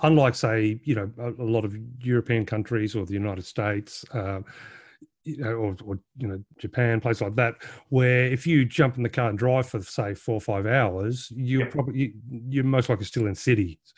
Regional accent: Australia; being an Aussie

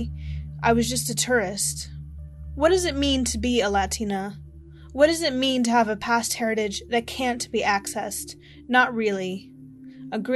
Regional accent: Northern Virginia, United States; also born or lived in Washington, D.C.; I was born in Washington, D.C., but raised in Northern Virginia

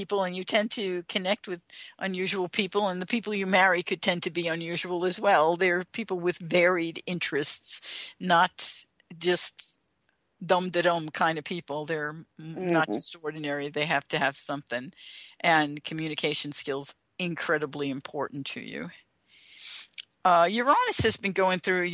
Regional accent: New York City, New York, United States; also born or lived in Westchester, New York; I was raised in the Bronx

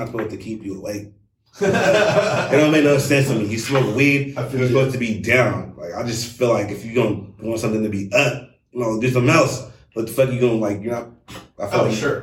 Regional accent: California, United States; now in Washington, United States; because I'm from Cali.

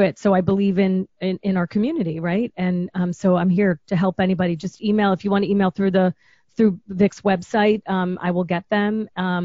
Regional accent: Chicago, Illinois, United States; moved away; I'm a girl from Chicago.

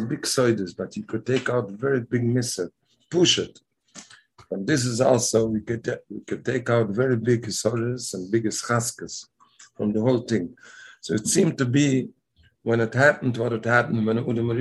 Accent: Montreal, Quebec, Canada; In Canada, I'm from Montreal.

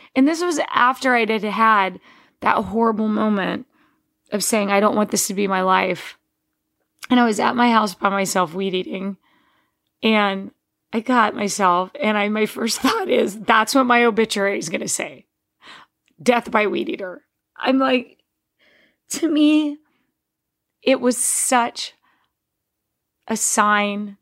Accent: Texas, United States; I grew up in Texas mowing just under an acre of land

